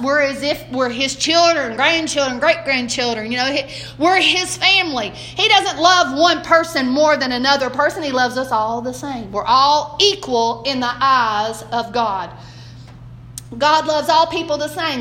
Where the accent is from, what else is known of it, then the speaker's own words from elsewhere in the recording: Southern United States, United States; accent: Southern; I speak Southern. He, I'm Southern American